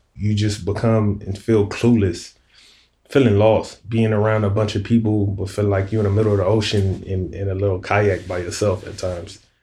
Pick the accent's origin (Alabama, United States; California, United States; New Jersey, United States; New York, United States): California, United States; Compton; moved away as an adult; I'm from Compton, California